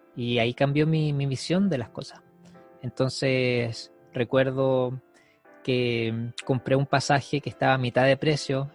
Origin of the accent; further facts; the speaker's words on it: Iquique, Tarapacá, Chile; moved away; yo soy de Iquique, del norte de Chile, acá ni siquiera llueve